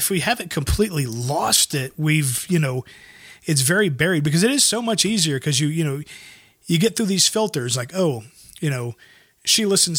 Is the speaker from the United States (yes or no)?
yes; the South, United States; I come from the South.